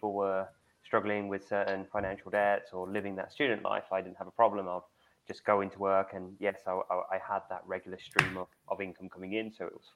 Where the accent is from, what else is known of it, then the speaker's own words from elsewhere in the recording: London, United Kingdom; I grew up in London.